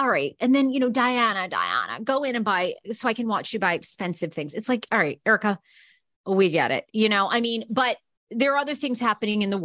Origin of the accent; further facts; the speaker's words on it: Maine, United States; now in Los Angeles, United States; I'm from Maine